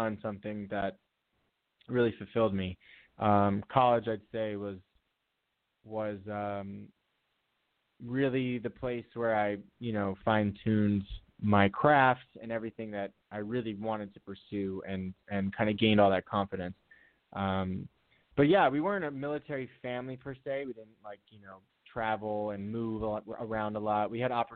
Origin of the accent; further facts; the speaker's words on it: New Jersey, United States; also born or lived in Fort Campbell, Kentucky; I was an infant when we moved to New Jersey. So I really, you know, identify as a Jersey boy. I that's where I was raised pretty much.